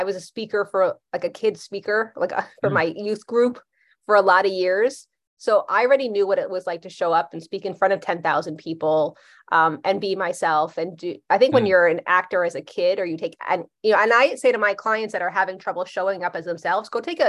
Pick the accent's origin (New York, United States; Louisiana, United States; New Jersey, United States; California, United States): New Jersey, United States; I'm from Jersey. We're not shiny.